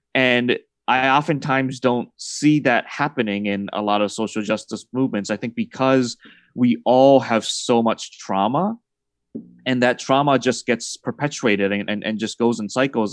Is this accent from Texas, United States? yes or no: no; Massachusetts, United States; I was raised in Massachusetts as a Celtics fan